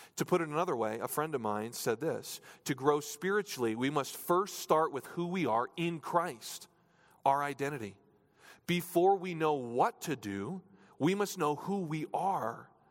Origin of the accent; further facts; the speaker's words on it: New Hampshire, United States; moved away; I grew up in New Hampshire, so it was a lot, lot more rural.